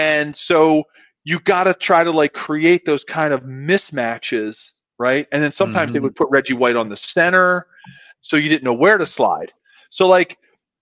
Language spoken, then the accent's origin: English; Philadelphia, Pennsylvania, United States; moved away; I grew up in Philadelphia